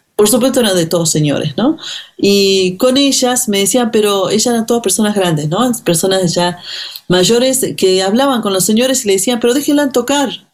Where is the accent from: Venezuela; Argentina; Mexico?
Argentina; Finca Santiago, Iruya, Salta; moved away; Yo nací en la comunidad indígena de Finca Santiago, que queda en el departamento de Irulla, en la provincia de Salta